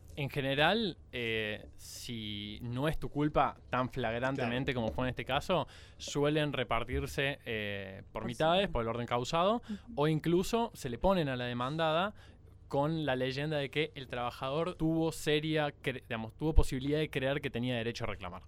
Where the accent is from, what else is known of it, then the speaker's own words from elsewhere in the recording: Córdoba, Argentina; hay dos cordobeses en la mesa. … y yo somos